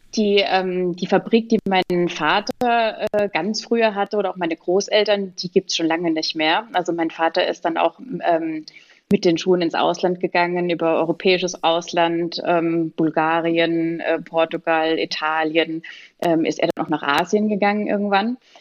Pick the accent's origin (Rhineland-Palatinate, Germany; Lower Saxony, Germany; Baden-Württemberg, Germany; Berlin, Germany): Rhineland-Palatinate, Germany; Pirmasens; ich komme aus Pirmasens